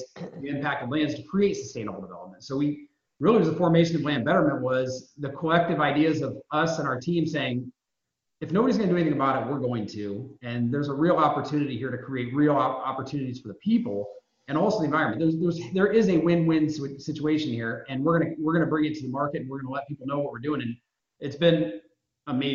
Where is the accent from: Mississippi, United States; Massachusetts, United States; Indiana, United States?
Indiana, United States; moved away as an adult; also born or lived in New York; I'm born and raised in Indiana, moved out to New York for a number of years